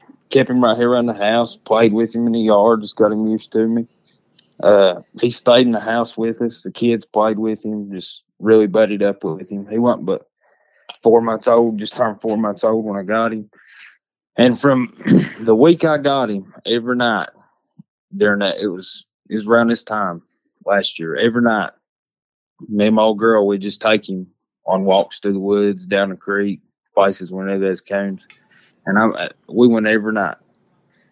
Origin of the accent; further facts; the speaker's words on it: Lebanon, Virginia, United States; I'm from Lebanon, Virginia